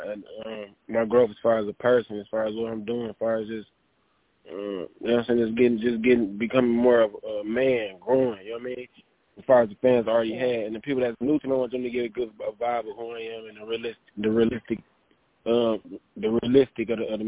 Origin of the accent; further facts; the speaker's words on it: Flint, Michigan, United States; I'm not from Detroit. We're from Flint, where the water bad at.